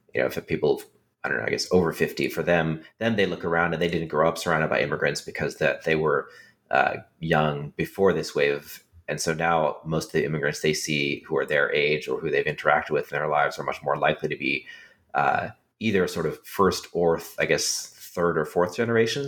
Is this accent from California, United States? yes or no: yes; California, United States; I grew up in California with a lot of uh, immigrant um, children in my classes